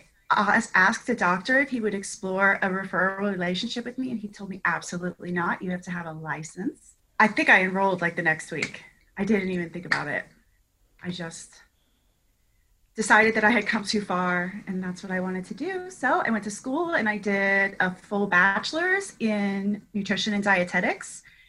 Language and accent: English; Augusta, Georgia, United States; now in South Florida, United States; I grew up in Augusta, Georgia, because I did spend 12 years there. So I spent a long time there, and I landed in South Florida on July 3rd, 2001.